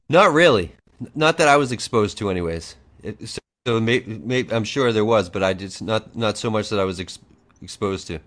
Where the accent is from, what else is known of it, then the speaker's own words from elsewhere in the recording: Boston, Massachusetts, United States; I'm from the Boston area